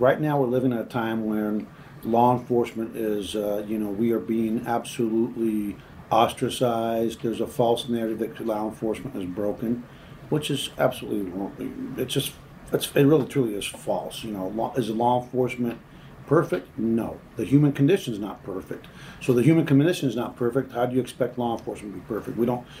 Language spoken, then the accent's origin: English; California, United States; now in Texas, United States; And, you know, I came to Texas from California, which immediately the assumption is you must be a left